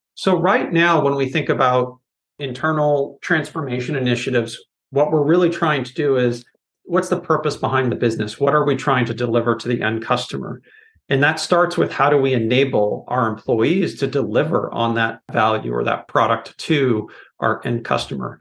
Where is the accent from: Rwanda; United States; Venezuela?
United States; Silicon Valley, California; now in Portland, United States; growing up in Silicon Valley